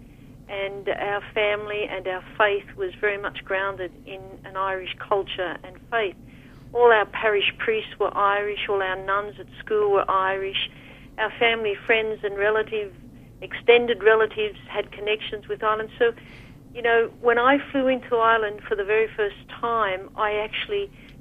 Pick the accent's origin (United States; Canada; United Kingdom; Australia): Australia; I'm from Australia